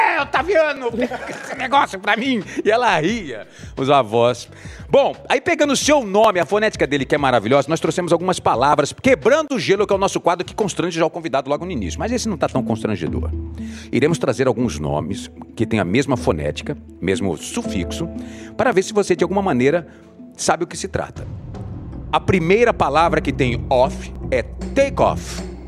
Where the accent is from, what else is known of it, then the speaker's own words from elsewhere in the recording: Cuiabá, Mato Grosso, Brazil; eu sou de Cuiabá